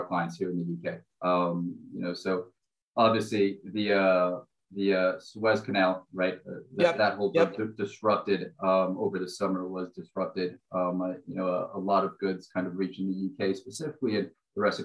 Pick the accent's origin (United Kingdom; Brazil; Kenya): Brazil; moved away; I'm originally from Brazil.